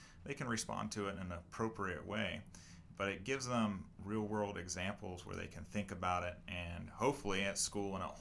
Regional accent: Lancaster, Ohio, United States; moved away as an adult; now in Thornville, United States; I was born and raised in Lancaster

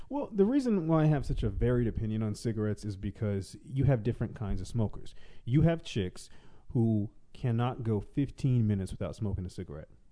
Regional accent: the South, United States; moved away; I am originally from the South

